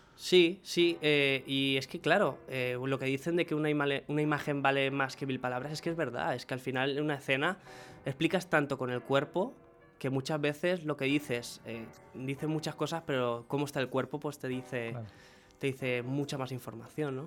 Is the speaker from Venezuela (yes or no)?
yes; Venezuela; moved away; dije, Venezuela.